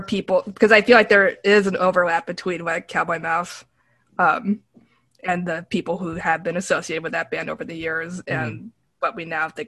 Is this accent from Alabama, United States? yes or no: no; New York City, New York, United States; I grew up in New York City, so there's no, and you know, my family is from New York City